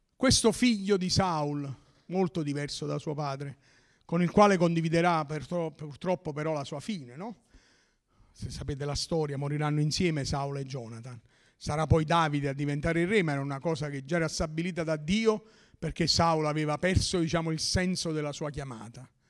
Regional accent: Naples area, Campania, Italy; dalle nostre parti

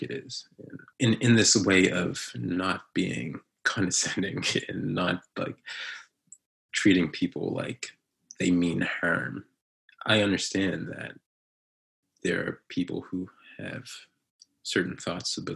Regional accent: North Preston, Nova Scotia, Canada; growing up in North Preston

